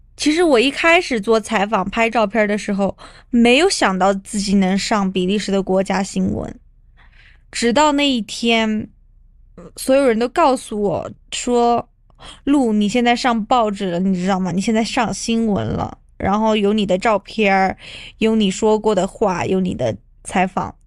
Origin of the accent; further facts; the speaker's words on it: China; 我们中国人